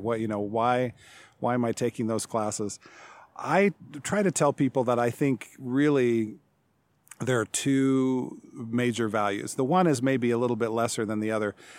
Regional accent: Salt Lake City, Utah, United States; also born or lived in Seattle, Washington / Provo, Utah; now in Chadron, United States; I grew up mostly in metropolitan Salt Lake City in Utah

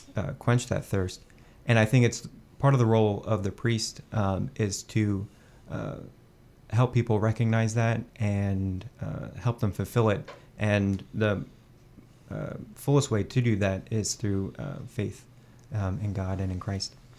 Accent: Fort Worth, Texas, United States; moved away as an adult; now in Washington, D.C., United States; I grew up Catholic in the Diocese of Fort Worth, and I started to get involved in my home parish, uh, just outside of the city

